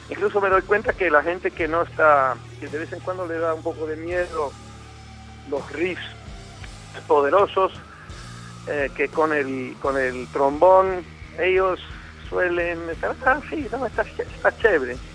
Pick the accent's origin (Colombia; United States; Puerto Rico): Colombia; born there; yo me, crié parcialmente en mi juventud en, eh, América Latina, nací en Colombia y siempre en mi casa había latinos o sea, el, castellano me salía, siempre me ha salido mucho mejor y mucho más fácil que el inglés